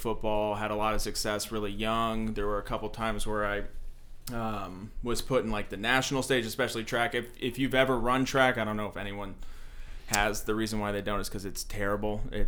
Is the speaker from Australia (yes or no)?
no; Phoenix, Arizona, United States; I am from here in Phoenix, born and raised.